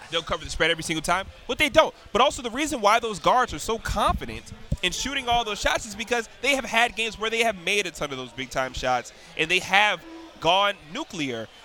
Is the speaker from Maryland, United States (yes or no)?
yes; Waldorf, Maryland, United States; He went to my hometown school, North Point High School in Waldorf, Maryland.